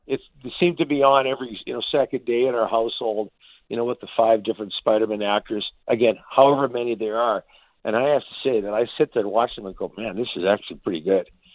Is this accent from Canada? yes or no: yes; Canada; we're Canadian